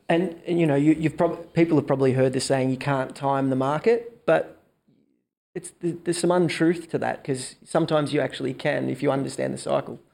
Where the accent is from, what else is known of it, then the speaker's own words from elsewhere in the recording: Melbourne, Victoria, Australia; born and raised in Melbourne.